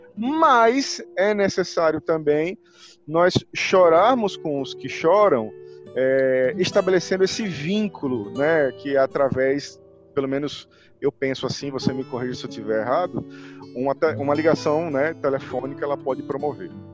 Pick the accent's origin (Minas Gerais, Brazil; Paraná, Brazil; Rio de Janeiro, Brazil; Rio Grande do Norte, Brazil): Rio Grande do Norte, Brazil